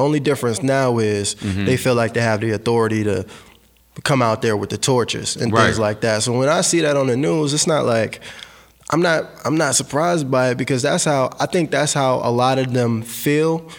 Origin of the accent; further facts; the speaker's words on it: Fredericksburg, Virginia, United States; now in Richmond, United States; Well, I'm actually from Fredericksburg, Virginia, but I moved to Richmond a few years back.